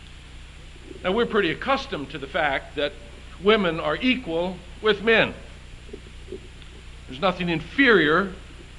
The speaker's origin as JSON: {"language": "English", "region": "the South", "country": "United States", "tie": "born or raised there", "said": "I grew up in the South"}